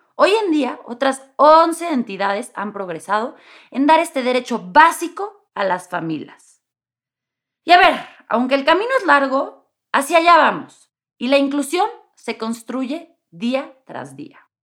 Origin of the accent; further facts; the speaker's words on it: Mexico City, Mexico; como buena chilanga y aparte buena chilanga de ambiente liberal